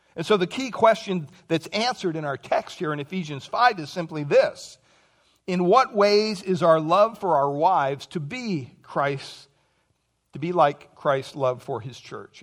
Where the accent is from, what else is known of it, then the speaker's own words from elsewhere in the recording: Pennsylvania, United States; moved away; I grew up back in Pennsylvania